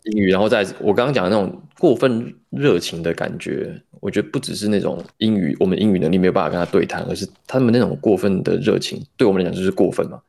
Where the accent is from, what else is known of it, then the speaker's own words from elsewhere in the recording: Taiwan; moved away; 我是台湾来的